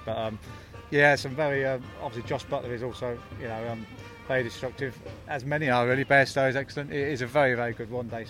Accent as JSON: {"language": "English", "town": "Northampton", "region": "East Midlands", "country": "United Kingdom", "said": "I'm from Northampton."}